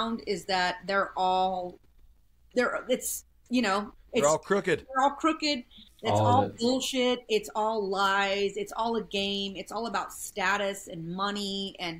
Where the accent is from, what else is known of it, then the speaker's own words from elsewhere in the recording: small town Southern Colorado, United States; I grew up in small town Southern Colorado, you know, with my grandparents and my aunts and my uncles and my cousins